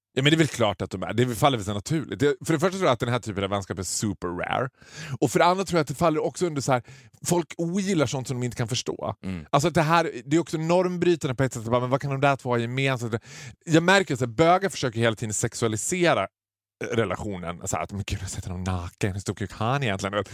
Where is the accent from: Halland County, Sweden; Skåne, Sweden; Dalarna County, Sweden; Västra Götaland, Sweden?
Dalarna County, Sweden; Borlänge; jag kommer från Borlänge.